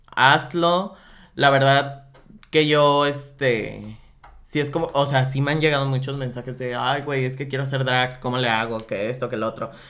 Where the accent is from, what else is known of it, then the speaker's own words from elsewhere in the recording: Guadalajara, Jalisco, Mexico; now in Tijuana, Mexico; yo soy de Guadalajara